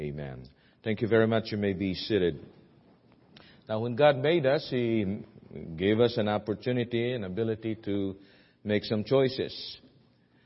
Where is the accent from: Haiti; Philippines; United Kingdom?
Philippines; accent: Filipino; my Filipino accent